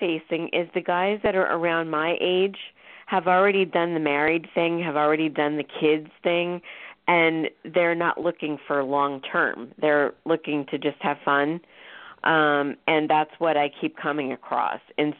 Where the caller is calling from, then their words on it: Florida, United States; I'm calling from Florida.